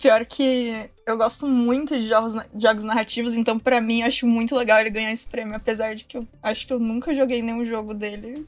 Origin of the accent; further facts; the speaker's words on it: Vale do Paraíba, São Paulo, Brazil; Eu venho do Vale do Paraíba também